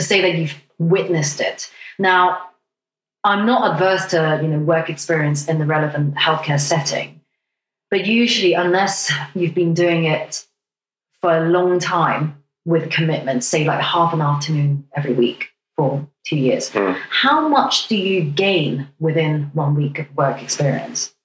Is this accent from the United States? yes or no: no; Hong Kong; now in United Kingdom; I come from Hong Kong